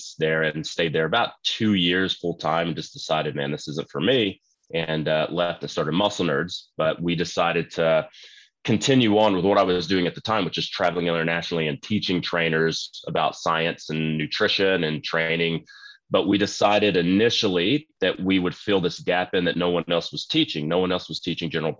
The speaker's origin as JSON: {"language": "English", "region": "Texas", "country": "United States", "tie": "born or raised there", "said": "I grew up in Texas and started training when I was about 8 years old to get ready for Texas football"}